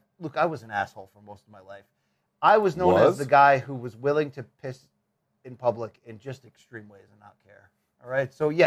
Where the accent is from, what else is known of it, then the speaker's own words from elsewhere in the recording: Waterbury, Connecticut, United States; moved away; He went to my factory town.